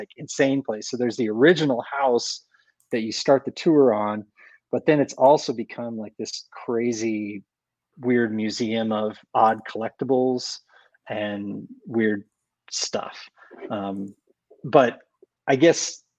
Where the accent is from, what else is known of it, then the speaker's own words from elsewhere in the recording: Iowa, United States; also born or lived in Chicago; now in Western North Carolina, United States; I grew up in Iowa.